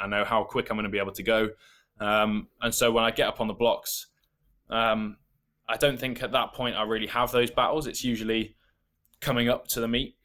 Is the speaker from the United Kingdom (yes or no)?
yes; England, United Kingdom; accent: English; I was born in England. Um, I have an English accent